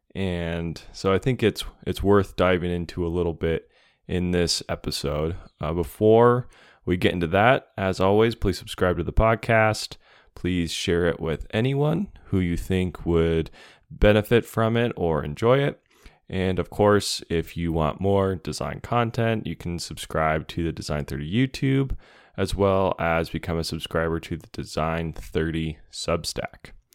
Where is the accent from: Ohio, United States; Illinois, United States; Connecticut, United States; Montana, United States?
Montana, United States; moved away; growing up in Montana, now living in Montana again